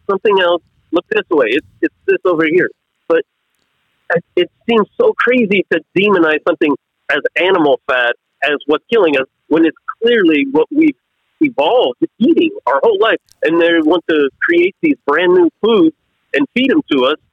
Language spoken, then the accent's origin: English; Kansas, United States; I'm from Kansas. I mean, this is where all the wheat and corn is made